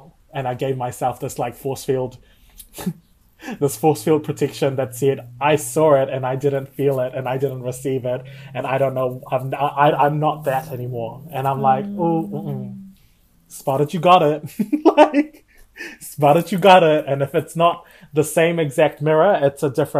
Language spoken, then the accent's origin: English; Rotuma, Fiji; now in New Zealand; I was raised fully immersed in Catholicism from the islands